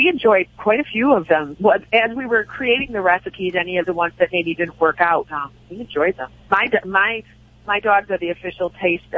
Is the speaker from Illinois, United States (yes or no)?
yes; Chicago, Illinois, United States; I am Irish Catholic from the south side of Chicago